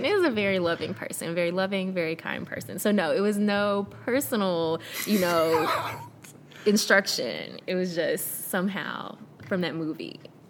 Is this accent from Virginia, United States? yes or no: no; Memphis, Tennessee, United States; also born or lived in South Korea / Camp Lejeune, North Carolina; I grew up in Memphis.